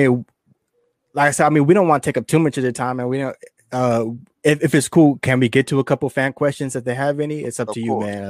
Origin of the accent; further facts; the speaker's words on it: San Diego, California, United States; we're from San Diego